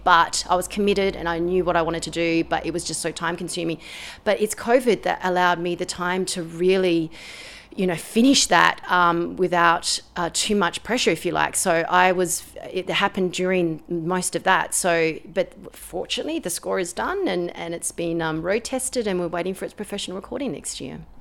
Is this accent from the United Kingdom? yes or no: no; Australia; I'm an Australian composer and pianist